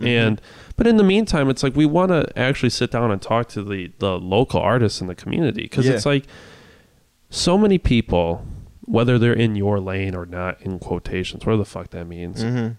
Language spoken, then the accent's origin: English; the Midwest, Wisconsin, United States; I'm from the Midwest.